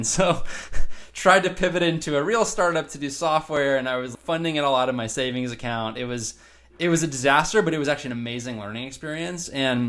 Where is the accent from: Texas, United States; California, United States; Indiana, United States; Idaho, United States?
California, United States; Southern; I'm from Southern California. came up to Northern California to go to college